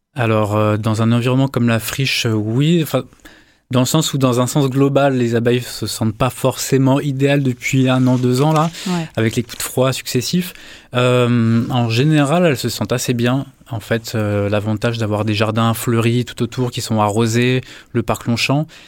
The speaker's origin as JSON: {"language": "French", "town": "Paris", "region": "Île-de-France", "country": "France", "moved": "as an adult", "lives_now": "Marseille, France", "said": "je viens de Paris"}